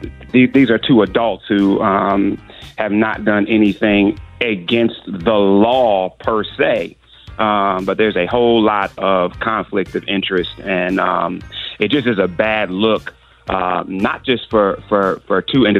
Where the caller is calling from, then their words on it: Los Angeles, California, United States; I'm calling from LA this morning, so it's mad early where I am.